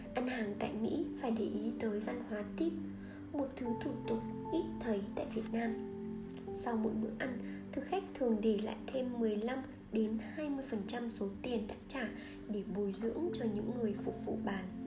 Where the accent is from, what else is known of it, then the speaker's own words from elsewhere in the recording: Vietnam; moved away as an adult; now in United States; tôi từ Việt Nam qua